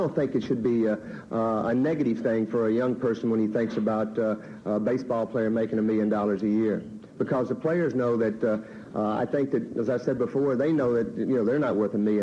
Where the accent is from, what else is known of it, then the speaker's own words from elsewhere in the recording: Little Rock, Arkansas, United States; growing up in Little Rock, Arkansas